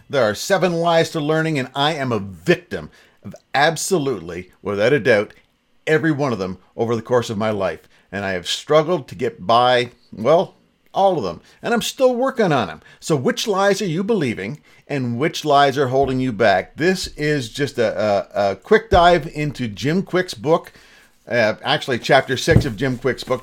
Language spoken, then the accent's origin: English; Ontario, Canada; Born and raised in Ontario, an English-speaking province